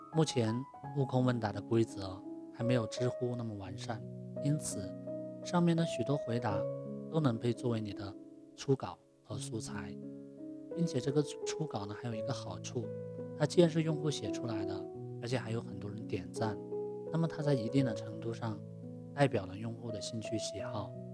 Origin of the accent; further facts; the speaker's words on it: China; 我们中国人